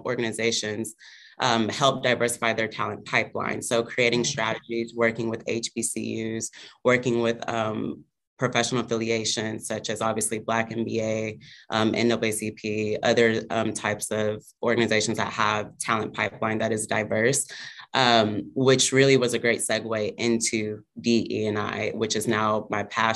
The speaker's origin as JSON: {"language": "English", "region": "Texas", "country": "United States", "moved": "as an adult", "lives_now": "Brooklyn, United States", "said": "I'm actually originally from Texas"}